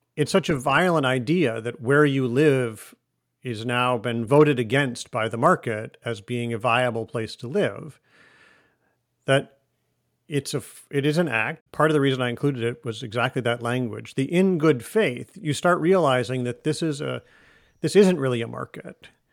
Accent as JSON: {"language": "English", "region": "Michigan", "country": "United States", "tie": "born or raised there", "also_born_or_lived": "Russia / Germany / Chicago", "moved": "yes", "lives_now": "Boston, United States", "said": "I live in Boston now. I grew up in Michigan. I have lived in Russia and in Germany and in some other places, in Chicago"}